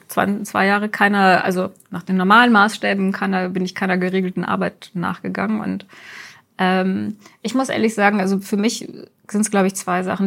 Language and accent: German; Wuppertal, North Rhine-Westphalia, Germany; ich bin in Wuppertal geboren und das kam mir immer sehr klein vor